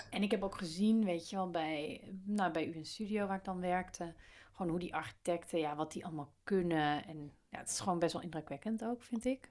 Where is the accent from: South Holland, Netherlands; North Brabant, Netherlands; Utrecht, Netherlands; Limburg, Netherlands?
North Brabant, Netherlands; Baarle-Nassau; moved away; Ik kom uit uit een bijzonder dorp, Palen-Nassau in Brabant, op de grens met België.